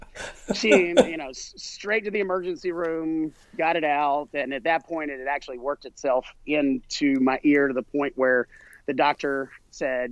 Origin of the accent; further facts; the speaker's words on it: South Carolina, United States; I grew up in South Carolina